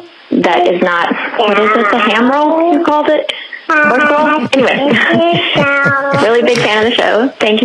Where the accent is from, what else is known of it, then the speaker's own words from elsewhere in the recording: United States; now in Belgium; calling from Belgium. I'm American originally.